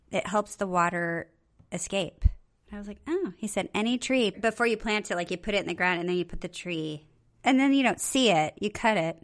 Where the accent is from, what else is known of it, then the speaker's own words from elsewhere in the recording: Okinawa, Japan; I was born in Okinawa